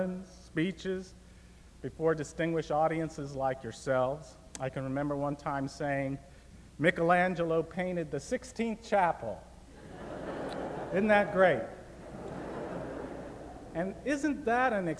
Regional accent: Tampa, Florida, United States; moved away as an adult; also born or lived in California; now in Goshen, United States; the city where I grew up in Tampa, Florida

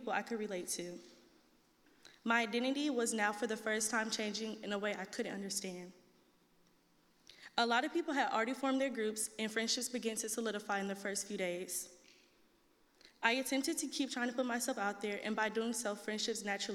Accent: Dallas, Texas, United States; moved away as an adult; now in Indiana, United States; I am a current freshman from Dallas, Texas

